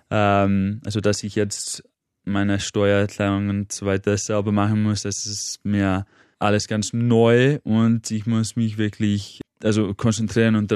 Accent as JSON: {"language": "German", "town": "Manchester", "region": "North West England", "country": "United Kingdom", "also_born_or_lived": "Cambridge", "moved": "as an adult", "lives_now": "Vienna, Austria", "said": "Ich wohne seit acht Jahren in Wien, aber ursprünglich komme ich aus Manchester"}